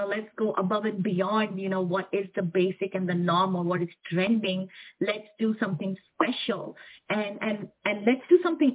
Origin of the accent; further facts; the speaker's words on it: India; now in Houston, United States; I'm an Indian, and I want to, you know, really honor where I come from, where I belong.